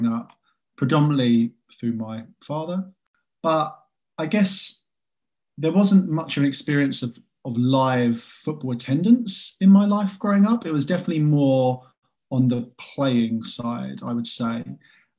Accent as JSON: {"language": "English", "region": "England", "country": "United Kingdom", "said": "I'm an English guy"}